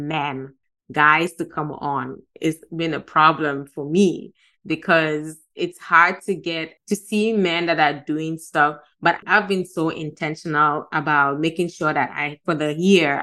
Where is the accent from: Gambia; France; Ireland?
Gambia; moved away; also born or lived in Ghana; I'm from Ghana, but I grew up in Gambia. So Gambia has been like my home for the past more than 30 years.